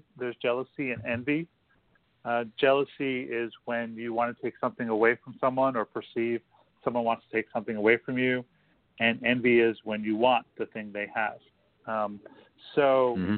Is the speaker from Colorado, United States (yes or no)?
no; Long Island, New York, United States; moved away as an adult; also born or lived in San Francisco; now in Los Angeles, United States; I grew up in New York. I left when I was 18